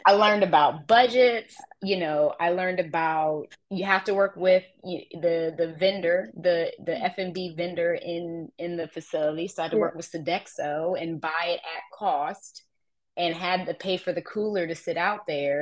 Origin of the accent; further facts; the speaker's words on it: Columbus, Ohio, United States; moved away as an adult; also born or lived in Florida; now in North Carolina, United States; my hometown of Columbus